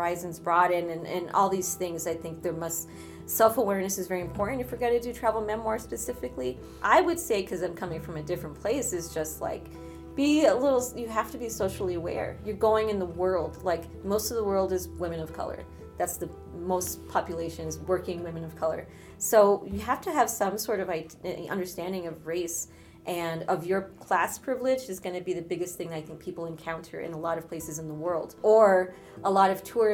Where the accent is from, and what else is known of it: United States; born or raised there; also born or lived in Ecuador (ancestry); now in New York, United States